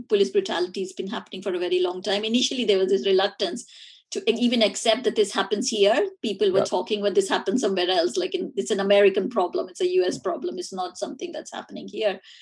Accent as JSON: {"language": "English", "country": "India", "tie": "born or raised there", "moved": "yes", "said": "learning about it at school uh, growing up in India."}